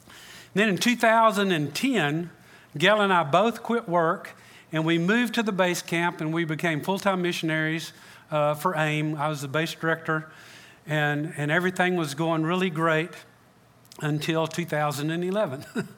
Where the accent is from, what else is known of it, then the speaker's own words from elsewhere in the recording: Freeport, United States; now in Matamoros, Mexico; I grew up in Freeport, but my wife and I are full-time missionaries in Matamoros, Mexico.